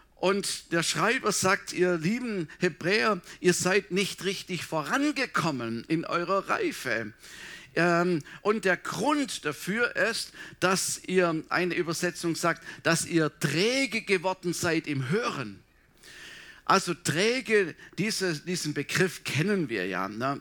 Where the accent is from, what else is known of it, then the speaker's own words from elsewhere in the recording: Swabia, Baden-Württemberg, Germany; moved away; bei uns im Schwabenland